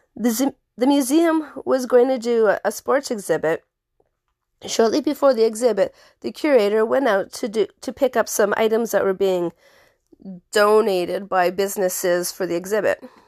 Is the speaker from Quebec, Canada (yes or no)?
no; The Pas, Manitoba, Canada; my hometown, a haunted museum. It's the only museum in town